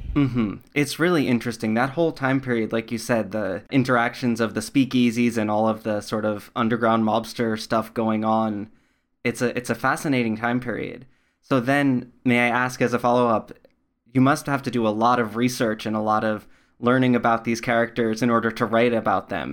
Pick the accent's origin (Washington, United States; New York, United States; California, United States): New York, United States; I grew up in New York, not in the city